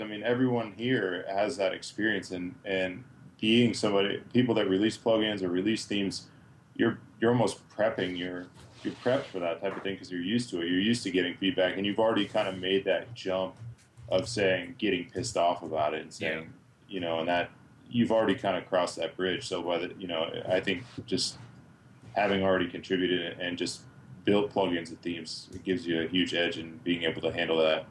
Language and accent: English; Massachusetts, United States; moved away as an adult; now in Idaho, United States; I'm originally from the East Coast. I'm from Massachusetts